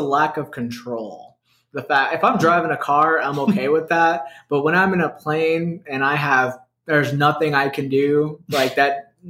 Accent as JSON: {"language": "English", "town": "Brooklyn", "region": "New York", "country": "United States", "tie": "born there", "said": "My family, I was born in Brooklyn and we drive 95."}